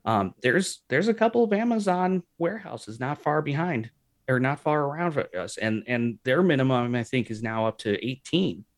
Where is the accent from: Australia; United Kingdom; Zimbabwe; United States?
United States; St. Louis, Missouri; moved away as an adult; also born or lived in West Coast; I was from Saint Louis